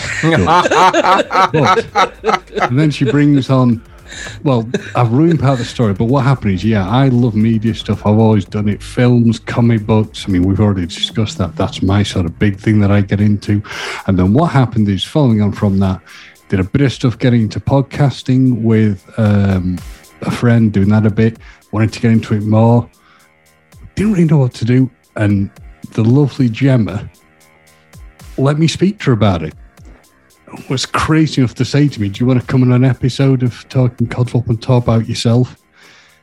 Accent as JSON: {"language": "English", "area": "Manchester", "region": "North West England", "country": "United Kingdom", "moved": "yes", "lives_now": "North Yorkshire, United Kingdom", "said": "I am originally from Manchester"}